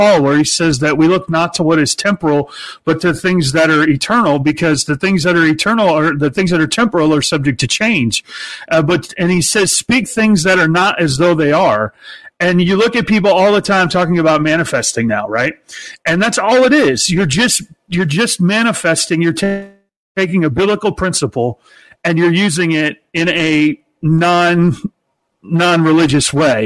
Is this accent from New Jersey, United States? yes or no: no; Peoria, Illinois, United States; I was born in Peoria, Illinois, the hometown of Richard Pryor